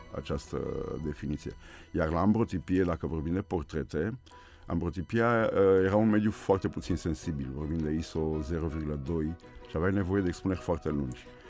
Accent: Bucharest, Romania; sunt născut aici, în, Brâncovenesc, în mijlocul orașului și acolo mă simt bine, în jurul locului în care m-am născut, la Piața Unirii

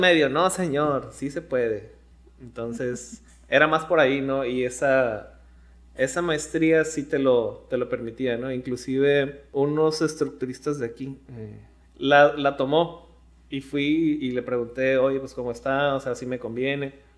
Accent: La Paz, Baja California Sur, Mexico; moved away as an adult; now in Mexicali, Mexico; salí de La Paz y llegué a Mexicali, pues caí blandito, ¿no? O sea, no llegué a, a rentar con alguien desconocido. Llegué aquí con mis abuelos

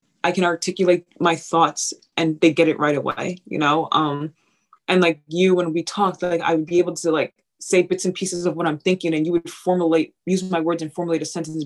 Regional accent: Long Island, New York, United States; moved away as an adult; now in Iowa, United States; I'm a Nigerian African-American, you know, that lives in Long Island.

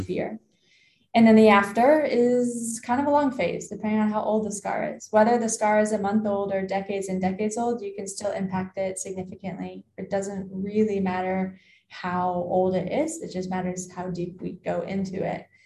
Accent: Canada; as a Canadian, I worked with rugby in the summer, ice hockey in the winter

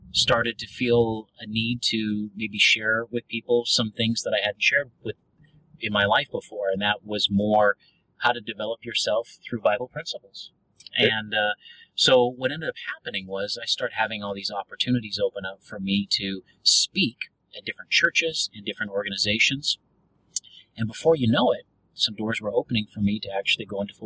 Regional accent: the Northwest, Pacific Northwest, United States; now in Dallas, United States; I grew up in the Northwest

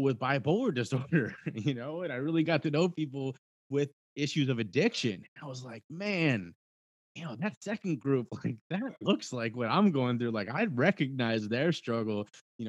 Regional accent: Cincinnati, Ohio, United States; my hometown of Cincinnati, Ohio

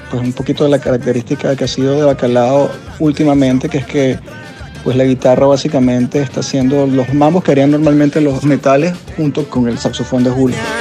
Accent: Venezuela; a nosotros como venezolanos

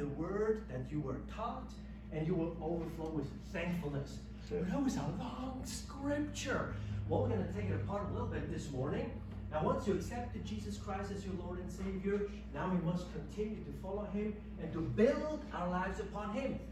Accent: Switzerland; moved away; I'm from Switzerland

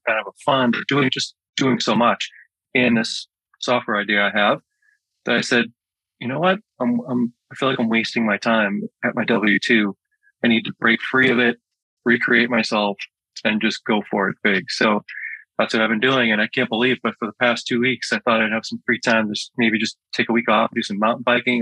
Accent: Malden, Massachusetts, United States; moved away as an adult; now in Windham, United States; I grew up in Massachusetts. I grew up in a town called Malden, Malden, Mass

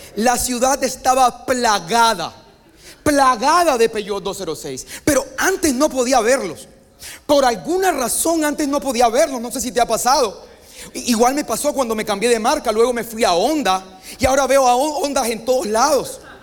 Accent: Colombia; vengo de Colombia

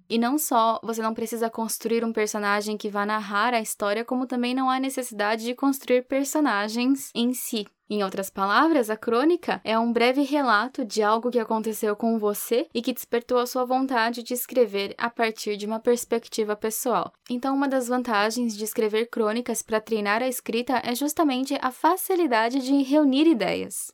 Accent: São Paulo, Brazil; moved away; legítima paulistana

